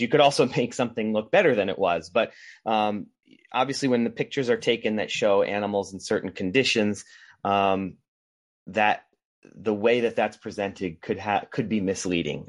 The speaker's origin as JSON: {"language": "English", "region": "Rhode Island", "country": "United States", "tie": "born or raised there", "also_born_or_lived": "Boston", "moved": "as an adult", "lives_now": "California, United States", "said": "I was born in Rhode Island and lived there, uh, throughout my childhood and into my adult life"}